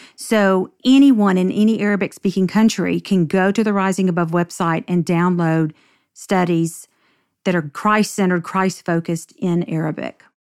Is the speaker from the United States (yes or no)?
yes; Nashville, Tennessee, United States; I grew up in Nashville and grew up in the Bible Belt